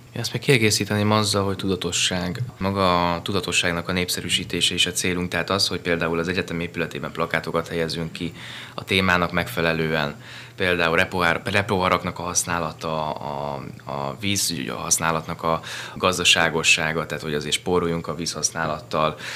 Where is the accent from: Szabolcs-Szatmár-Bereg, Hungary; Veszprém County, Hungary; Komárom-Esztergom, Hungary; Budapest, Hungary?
Budapest, Hungary; also born or lived in Pilisszentkereszt; Én budapesti vagyok